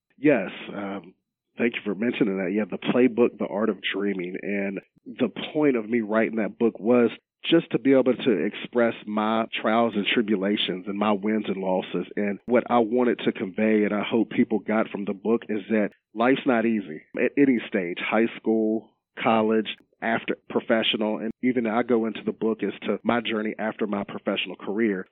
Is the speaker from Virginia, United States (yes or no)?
yes; Roanoke, Virginia, United States; also born or lived in Salem, Virginia; born and raised in the Roanoke, Virginia area